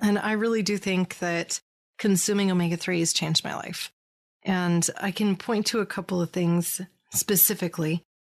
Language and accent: English; California, United States; here in my home state of California